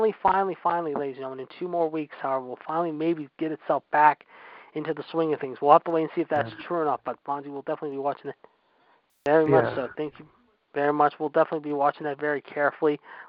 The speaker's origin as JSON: {"language": "English", "town": "Pittsburgh", "region": "Pennsylvania", "country": "United States", "tie": "born or raised there", "said": "My hometown team, the Pittsburgh Steelers."}